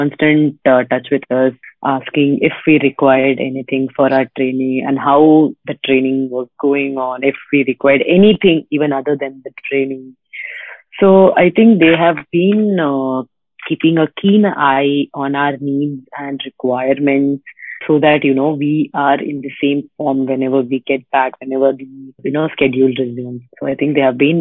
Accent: Tamil Nadu, India; I am from Tamil Nadu

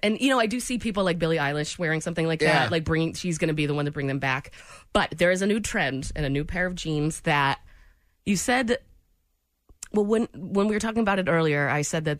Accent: New England, United States; now in Kansas City, United States; I'm from New England.

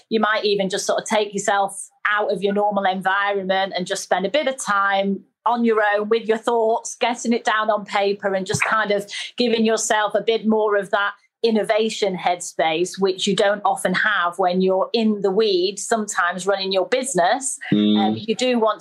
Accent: Manchester, North West England, United Kingdom; accent: northerner; I was brought up in Manchester

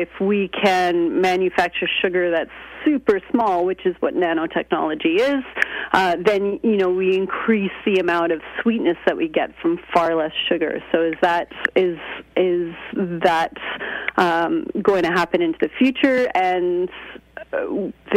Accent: Canada; now in United Kingdom; I'm Canadian, and I go back and forth between Canada and Britain.

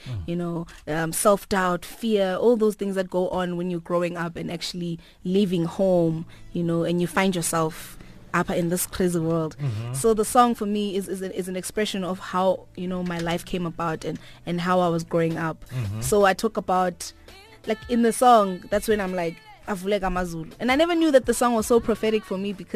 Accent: Mthatha, Eastern Cape, South Africa; I was born in Mthatha.

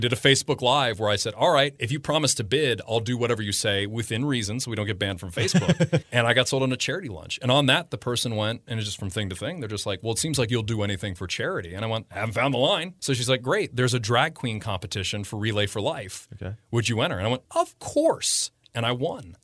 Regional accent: Damascus, Maryland, United States; I'm, I'm from Damascus, just right down the road. So small town boy that always went to Frederick when I was growing up.

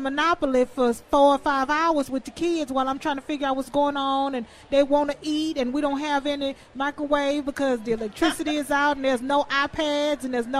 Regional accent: Houston, Texas, United States; moved away; You know I'm from Houston. I'm from Texas.

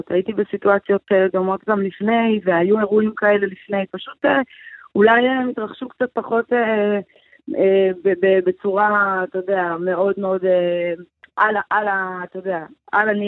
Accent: Israel; אנחנו כישראלים, איזה היפוך מחשבה זה בשבילנו.

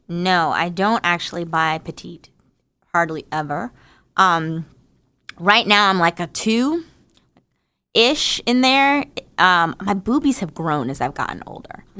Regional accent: New Jersey, United States; I'm from New Jersey. I'm a hundred percent American Negro.

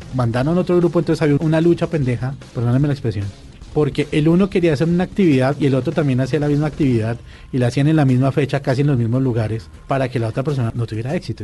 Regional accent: Colombia; como colombianos

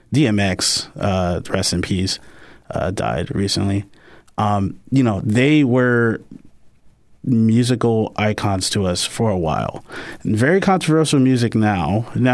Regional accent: Yonkers, New York, United States; I'm actually from Yonkers, New York. So, you know, Yonkers, New York is, you know, we pretty much pride ourselves in being, very invested in the birth of music, birth of hip hop, birth of, urban music.

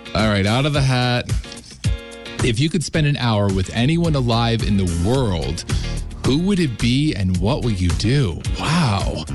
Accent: Western Pennsylvania, United States; moved away as an adult; also born or lived in Johnstown, Pennsylvania; now in Northeastern Pennsylvania, United States; growing up in Western Pennsylvania, I had never been to Scranton, Wilkes-Barre

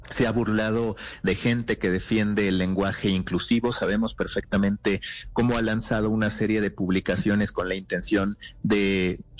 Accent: Mexico; Sí, mexicano, mexicano.

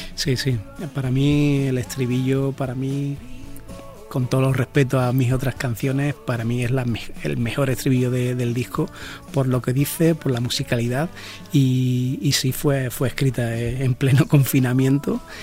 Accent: Jerez de la Frontera, Andalusia, Spain; haber nacido donde yo nací, en Jerez de la Frontera

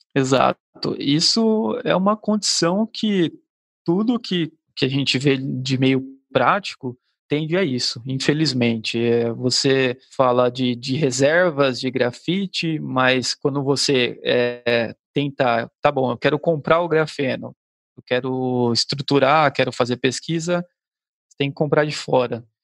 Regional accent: Cubatão, São Paulo, Brazil; eu sou aqui da, da região de Cubatão, né, é, próximo ao, ao, litoral

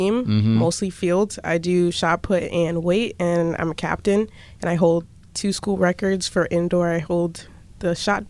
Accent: Springfield, Massachusetts, United States; I'm from Springfield originally, about an hour from here.

